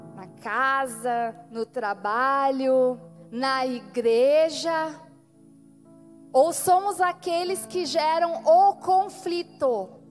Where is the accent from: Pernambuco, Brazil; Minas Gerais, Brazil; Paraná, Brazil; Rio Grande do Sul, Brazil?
Rio Grande do Sul, Brazil; nosso povo aqui, que é um povo de fronteira